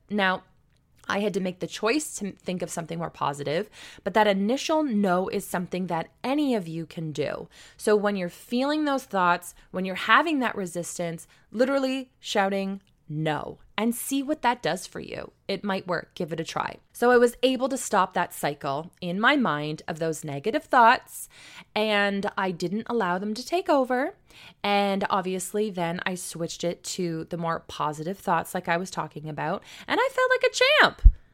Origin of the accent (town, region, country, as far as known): St. Marys, Ontario, Canada; born or raised there